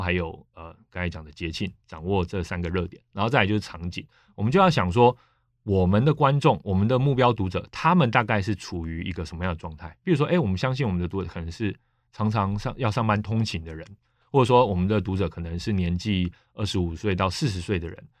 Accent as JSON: {"language": "Chinese", "country": "Taiwan", "said": "我就是台湾人啊，我台湾频道啊"}